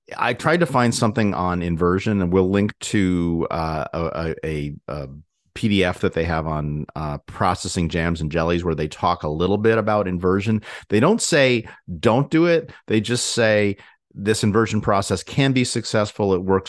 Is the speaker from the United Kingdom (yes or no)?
no; Hartford, Connecticut, United States; born there; I was born in Hartford Hospital.